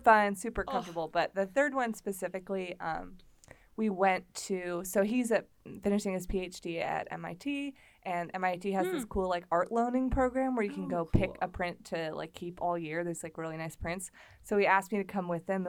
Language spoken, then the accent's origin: English; Indiana, United States; moved away as an adult; also born or lived in Minneapolis; I'm also from Indiana